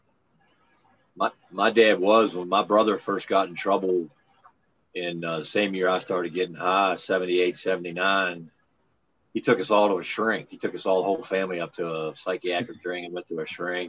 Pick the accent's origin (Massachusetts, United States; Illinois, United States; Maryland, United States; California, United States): Maryland, United States; accent: Pennsylvania twang; moved away; also born or lived in Pennsylvania / Tennessee; I grew up in the Line State. You know, I grew up on in Maryland